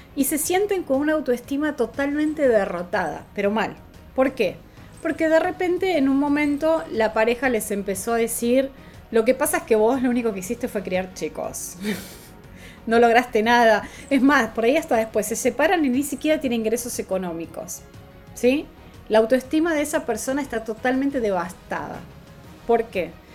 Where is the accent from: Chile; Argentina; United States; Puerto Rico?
Argentina; en dólares era mucho más caro que en mi país